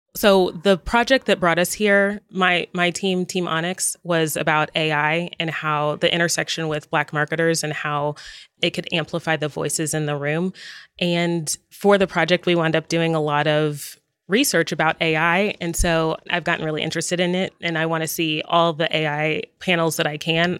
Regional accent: Dallas, Texas, United States; now in Los Angeles, United States; My hometown is Dallas, Texas, and I'm actually a fifth generation

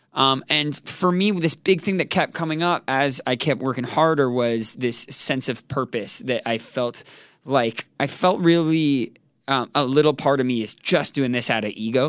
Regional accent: Toronto, Ontario, Canada; moved away; also born or lived in New Jersey; Born in New Jersey, raised in Toronto, Canada

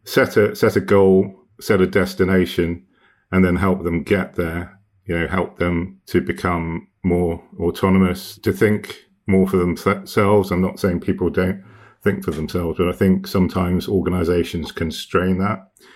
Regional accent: Hong Kong; I grew up in Hong Kong in the, in the eighties and nineties

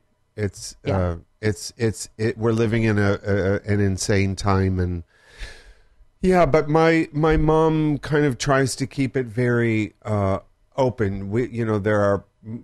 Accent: Wisconsin and Michigan, United States; moved away as an adult; also born or lived in Minnesota; now in Los Angeles, United States; I was born in Minnesota. Grew up in Wisconsin and Michigan.

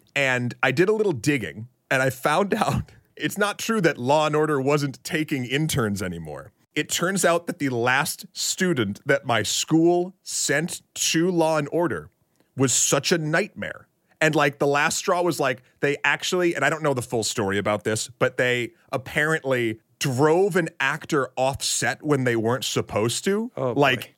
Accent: New Hampshire, United States; born or raised there; also born or lived in Tyngsborough, Massachusetts

